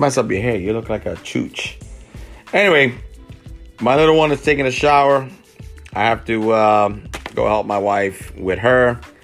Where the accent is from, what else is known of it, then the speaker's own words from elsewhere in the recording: New York City, New York, United States; I'm a kid from the South Bronx